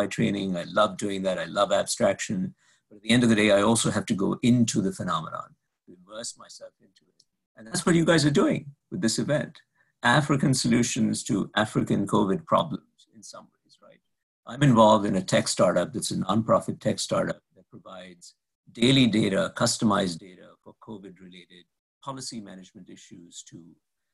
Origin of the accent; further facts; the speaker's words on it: India; now in Boston, United States; my home country of India